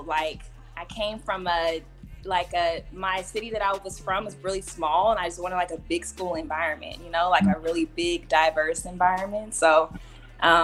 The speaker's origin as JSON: {"language": "English", "town": "Oklahoma City", "region": "Oklahoma", "country": "United States", "tie": "born or raised there", "said": "I grew up in Oklahoma City with my mom and my brother"}